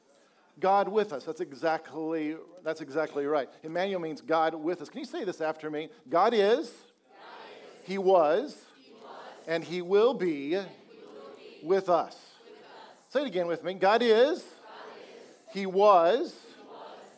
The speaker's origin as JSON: {"language": "English", "region": "Colorado", "country": "United States", "moved": "yes", "lives_now": "Texas, United States", "said": "I'm originally from Colorado"}